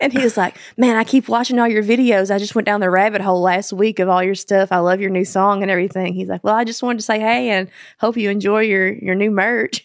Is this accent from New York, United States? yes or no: no; Kentucky, United States; moved away as an adult; now in Nashville, United States; I'm from Kentucky